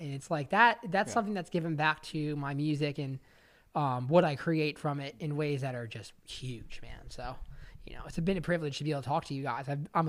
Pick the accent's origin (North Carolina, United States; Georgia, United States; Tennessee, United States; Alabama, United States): Tennessee, United States; Cause I feel like where I grew up in Tennessee, like that puts me at home, you know?